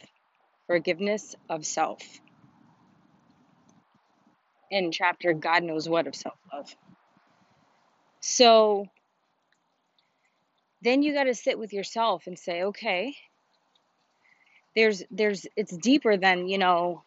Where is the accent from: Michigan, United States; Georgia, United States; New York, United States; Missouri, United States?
New York, United States; now in Miami, United States; I'm from New York